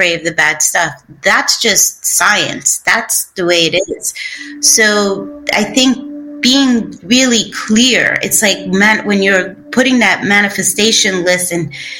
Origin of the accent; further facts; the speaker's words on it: New York City, New York, United States; moved away; we grew up in Bushwick, and Bushwick Projects in Brooklyn